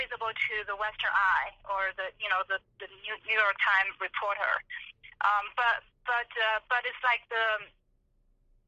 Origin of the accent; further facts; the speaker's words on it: Xuzhou, Jiangsu, China; English is a second language; moved away as an adult; now in United States; I'm Chinese. I grew up in China in a city called Xuzhou in Jiangsu province